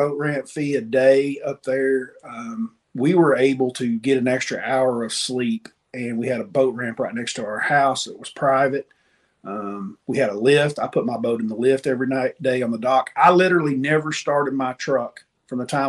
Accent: East Tennessee, United States; Buddy of mine I grew up with in East Tennessee

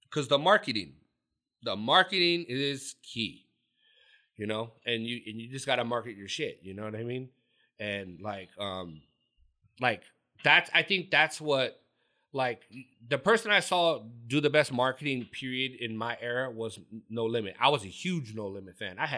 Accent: California, United States; And you got to remember, I was from I'm from Orange County.

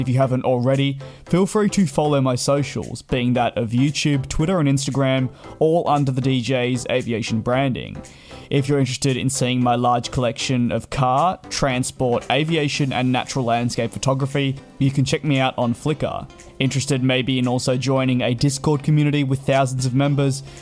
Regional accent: Australia; now in London, United Kingdom; as an Australian

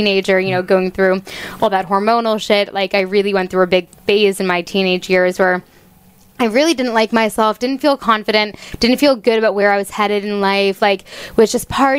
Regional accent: Toronto, Ontario, Canada; moved away as an adult; also born or lived in Halifax; now in United States; I'm from Toronto, so I wanted to go to the farthest university I could in Canada

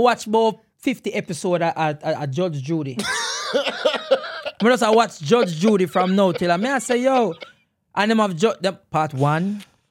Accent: Jamaica; moved away; as a Jamaican

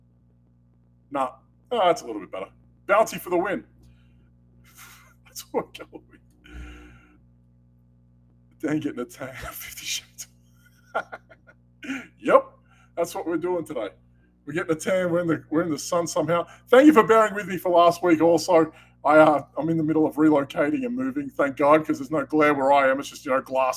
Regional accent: Canada; I'm French-Canadian

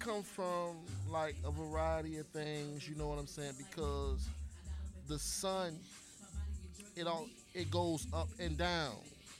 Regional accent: St. Petersburg, Florida, United States; No, I ain't from Clearwater. I'm from St. Pete.

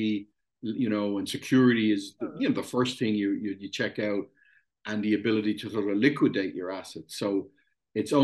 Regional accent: Ireland; I'm Irish

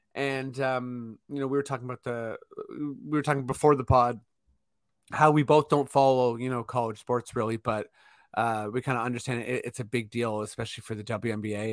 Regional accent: Toronto, Ontario, Canada; we are from Toronto

